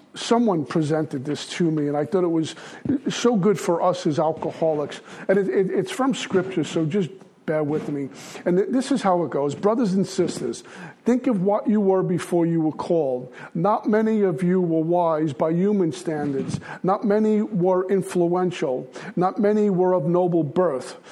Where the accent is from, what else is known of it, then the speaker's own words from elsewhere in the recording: New York City, New York, United States; I'm from Brooklyn.